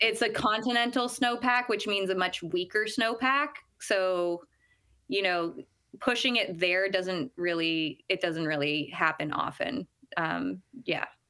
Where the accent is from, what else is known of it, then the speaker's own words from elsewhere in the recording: Ottawa, Ontario, Canada; moved away as an adult; now in Squamish, Canada; I come from Ottawa, Ontario, and grew up ski racing out there